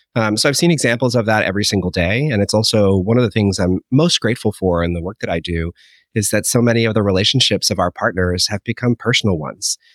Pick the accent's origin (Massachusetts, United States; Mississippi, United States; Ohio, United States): Massachusetts, United States; Holliston; growing up in Holliston, Massachusetts